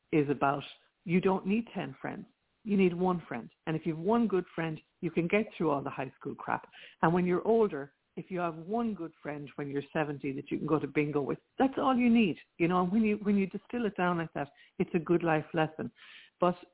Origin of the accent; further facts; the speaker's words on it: Rathkeale, Munster, Ireland; now in Princeton, United States; I'm from Ireland. I was born in Limerick in Ireland, in a small town in County Limerick called Rathkeagh